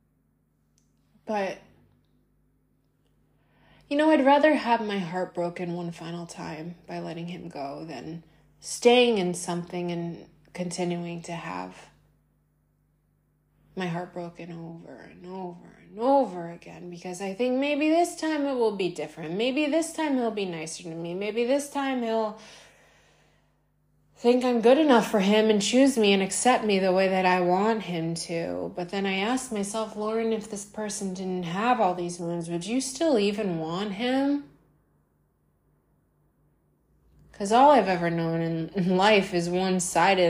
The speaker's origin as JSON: {"language": "English", "country": "United States", "said": "I'm American"}